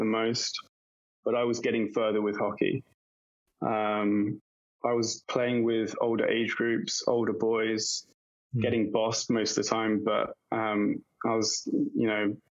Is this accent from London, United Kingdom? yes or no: no; Kent, South East England, United Kingdom; accent: English; moved away as an adult; also born or lived in Brazil / Oxford; now in New York, United States; I grew up in Kent, in the southeast region of England